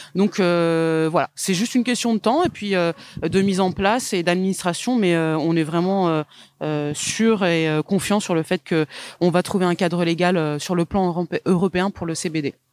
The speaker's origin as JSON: {"language": "French", "area": "the South-West", "region": "south-west France", "country": "France", "tie": "born or raised there", "said": "je suis née dans le Sud-Ouest"}